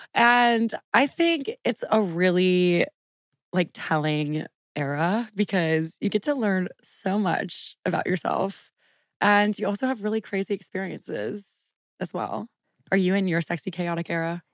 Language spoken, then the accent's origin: English; Lafayette, Louisiana, United States; moved away as an adult; also born or lived in New Orleans / Washington, D.C.; I moved from New Orleans to Lafayette in the third grade, and I lived with my mom